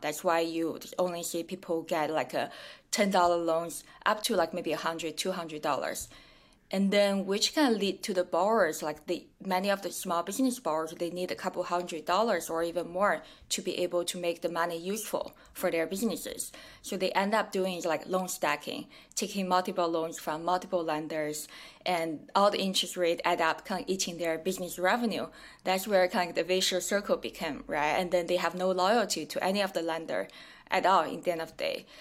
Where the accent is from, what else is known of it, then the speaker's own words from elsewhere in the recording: China; moved away; also born or lived in Kenya / New York; I'm originally from China